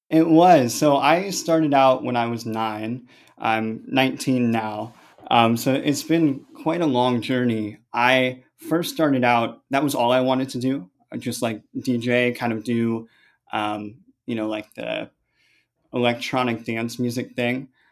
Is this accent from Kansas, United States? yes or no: no; San Francisco, California, United States; I'm from San Francisco. I grew up in the suburbs, just about twenty minutes south.